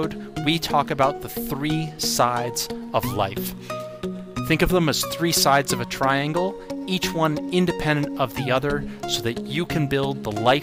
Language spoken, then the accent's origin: English; North Shore of Long Island, New York, United States; I grew up in on the North Shore of Long Island